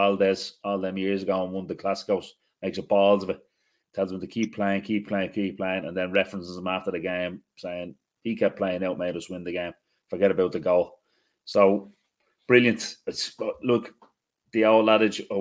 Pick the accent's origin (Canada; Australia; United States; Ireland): Ireland; being Irish